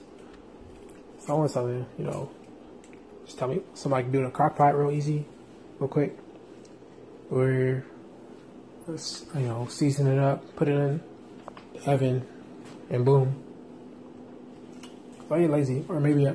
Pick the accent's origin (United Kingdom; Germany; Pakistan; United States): United States; San Diego, California; moved away; I'm from San Diego.